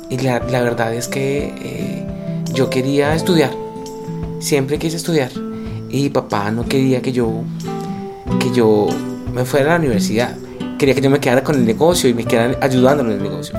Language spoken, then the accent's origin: Spanish; Líbano, Tolima, Colombia; moved away; soy un periodista colombiano de 45 años, eh, soy escritor de no ficción, soy editor, nací en un pueblo que se llama El Líbano Tolima